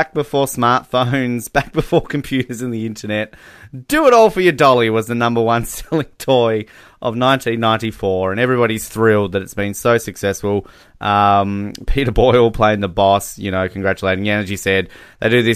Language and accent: English; Australia; being Australian, we don't have winter here for Christmas